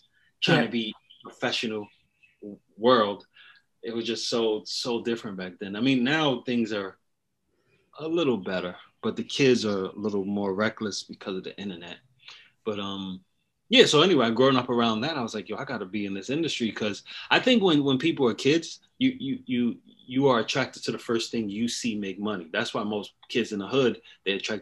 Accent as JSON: {"language": "English", "town": "East Orange", "region": "New Jersey", "country": "United States", "tie": "born or raised there", "also_born_or_lived": "Newark, New Jersey", "said": "I'm from New Jersey, East Orange, New Jersey. I was born in Newark, New Jersey"}